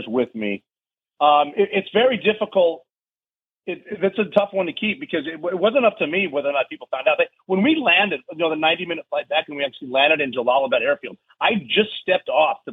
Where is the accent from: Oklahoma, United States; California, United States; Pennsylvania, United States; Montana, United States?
Montana, United States; moved away as an adult; I'm a dude from Montana